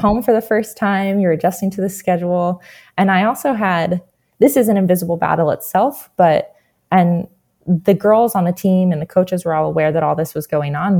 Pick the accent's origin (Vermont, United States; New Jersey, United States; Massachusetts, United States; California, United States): New Jersey, United States; I'm originally from New Jersey.